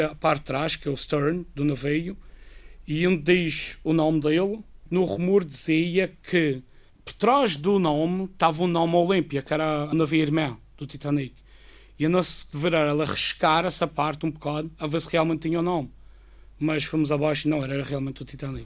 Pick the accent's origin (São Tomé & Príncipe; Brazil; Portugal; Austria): Portugal; Madeira; moved away as an adult; now in Guernsey; não é a minha terra, eu sempre gostei de estar aqui